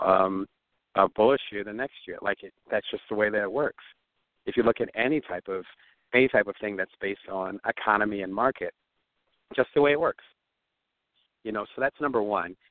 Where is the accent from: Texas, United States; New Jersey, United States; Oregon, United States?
New Jersey, United States; Atlantic City; I was born in Atlantic City, New Jersey